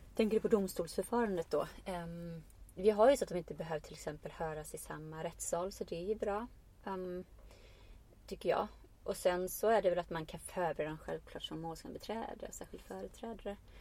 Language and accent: Swedish; Iceland; now in Sweden; jag kommer från Island och kan vara jag men jag kommer också, jag är också invandrare